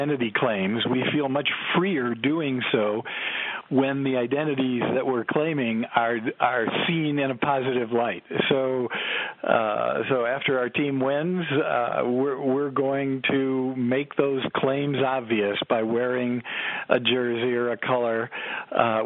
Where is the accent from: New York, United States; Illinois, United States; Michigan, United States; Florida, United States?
Illinois, United States; Chicago; I grew up in Chicago